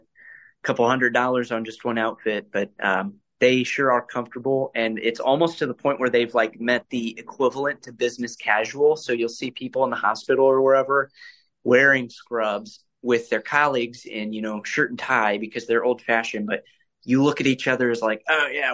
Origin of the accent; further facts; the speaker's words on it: Fort Wayne, Indiana, United States; I am from Indiana, born and raised Hoosier